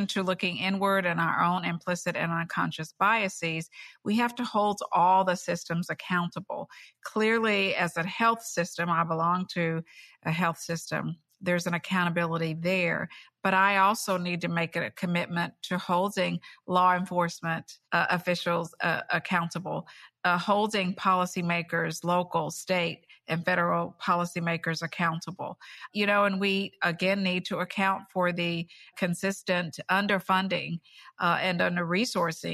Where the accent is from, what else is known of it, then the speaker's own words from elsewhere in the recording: Bluefield, West Virginia, United States; a community that I grew up in Bluefield, West Virginia, a small town